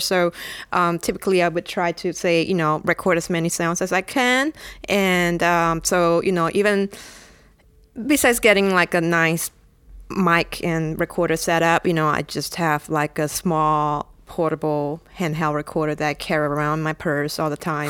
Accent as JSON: {"language": "English", "country": "Singapore", "tie": "born or raised there", "said": "I'm from Singapore"}